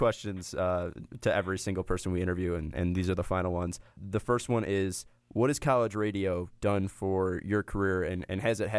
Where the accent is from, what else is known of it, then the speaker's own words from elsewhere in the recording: Chicago, Illinois, United States; I'm from the South Side